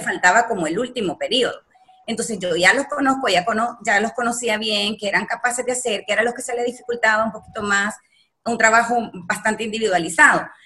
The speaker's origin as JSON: {"language": "Spanish", "country": "El Salvador", "moved": "as an adult", "lives_now": "Nicaragua", "said": "yo soy salvadoreña y entonces toda mi familia"}